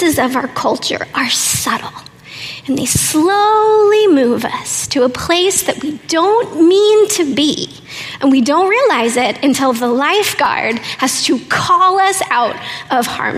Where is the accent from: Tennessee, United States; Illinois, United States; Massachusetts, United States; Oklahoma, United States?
Oklahoma, United States; I'm from Oklahoma